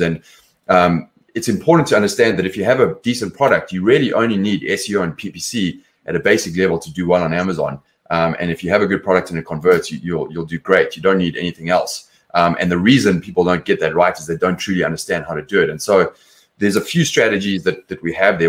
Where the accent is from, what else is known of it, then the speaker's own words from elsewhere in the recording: Johannesburg, Gauteng, South Africa; moved away as an adult; also born or lived in London; now in Los Angeles, United States; I'm from South Africa originally. Grew up in Johannesburg. Left there when I was about 24